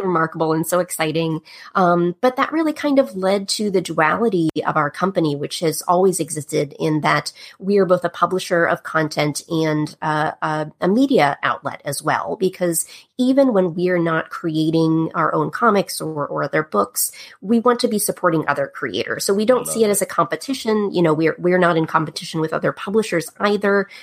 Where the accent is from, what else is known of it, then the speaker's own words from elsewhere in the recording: Pittsburgh, Pennsylvania, United States; moved away; I'm from the East Coast originally, Pittsburgh, Pennsylvania. And uh, I grew up uh, as a kid backstage a lot in the theater.